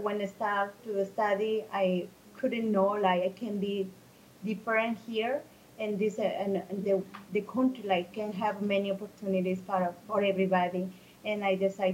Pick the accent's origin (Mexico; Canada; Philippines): Mexico; English is a second language; moved away as an adult; now in Chicago, United States; I'm from Mexico. I moved to here since 1999.